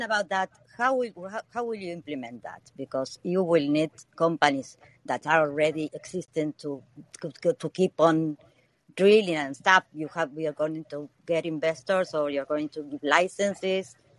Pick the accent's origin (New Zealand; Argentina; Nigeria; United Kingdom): Argentina; I'm from Argentina